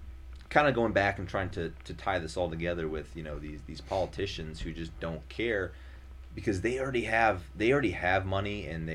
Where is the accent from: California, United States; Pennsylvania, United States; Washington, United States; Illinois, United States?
Illinois, United States; Naperville; also born or lived in Indiana / Massachusetts; you know, like I said, my hometown is Naperville, Illinois.